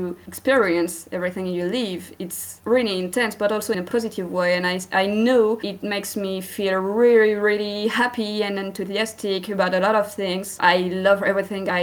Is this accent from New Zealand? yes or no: no; France; accent: French; English is a second language; I'm from France. You may hear it by my accent